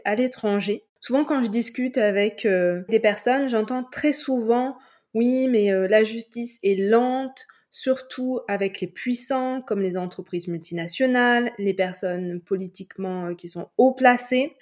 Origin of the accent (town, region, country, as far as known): France